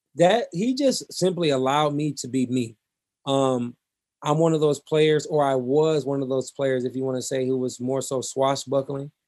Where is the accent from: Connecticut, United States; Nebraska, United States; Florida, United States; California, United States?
Nebraska, United States; Omaha; growing up in North Omaha